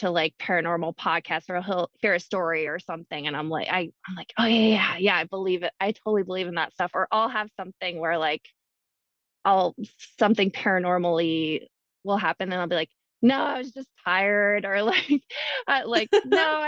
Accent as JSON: {"language": "English", "region": "Hawaii", "country": "United States", "tie": "born or raised there", "said": "I was born and raised in Hawaii"}